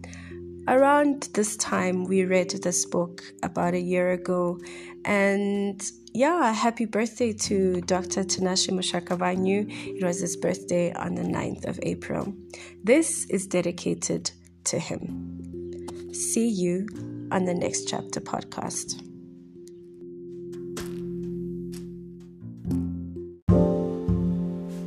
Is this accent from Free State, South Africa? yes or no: yes; Bloemfontein, Free State, South Africa; now in Johannesburg, South Africa; I'm from Bloemfontein in a small city situated right in the center of South Africa.